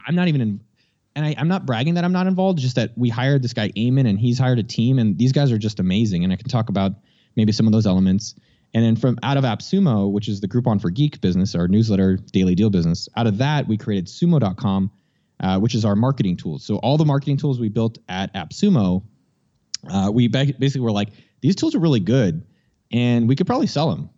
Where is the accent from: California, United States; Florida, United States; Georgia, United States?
California, United States; San Jose; born and raised in San Jose, California